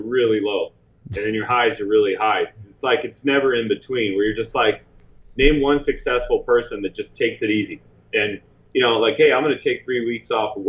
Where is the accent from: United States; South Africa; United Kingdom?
United States; Midwest; now in California, United States; I mean, I came from the Midwest, so I think California is amazing